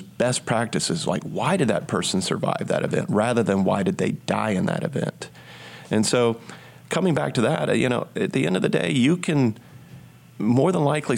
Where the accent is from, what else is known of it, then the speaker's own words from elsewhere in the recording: the South, United States; as a Southerner